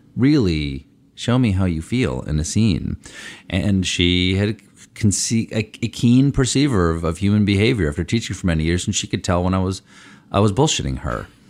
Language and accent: English; Washington, District of Columbia, United States; also born or lived in Bethesda, Maryland; I was born in Washington, D C, at Georgetown University Hospital